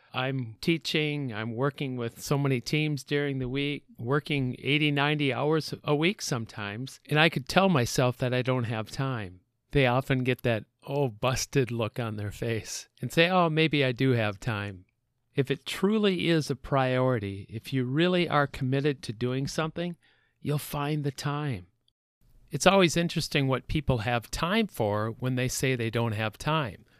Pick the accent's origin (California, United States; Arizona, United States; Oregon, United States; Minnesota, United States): Minnesota, United States; I was from Minnesota